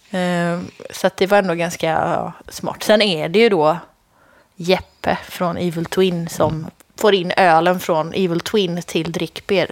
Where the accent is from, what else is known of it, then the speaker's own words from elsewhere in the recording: Lidköping, Västra Götaland, Sweden; mina hemtrakter, Lidköping